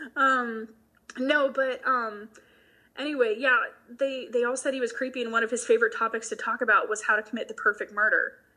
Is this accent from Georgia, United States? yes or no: yes; Macon, Georgia, United States; born or raised there